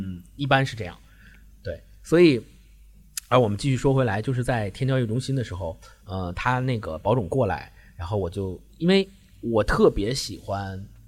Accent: China; also born or lived in Beijing; 我们中国人

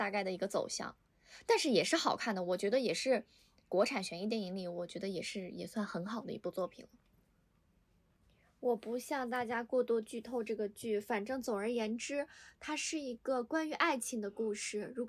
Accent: Northeast China, China; 其实我老家是东北的，所以我看那部剧的时候，我我贼有代入感。

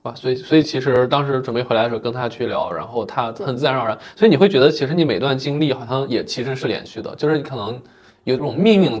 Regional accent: China; now in Beijing, China; 就是我们俩应该都是小镇青年，就我家乡也是一个四线小县城。

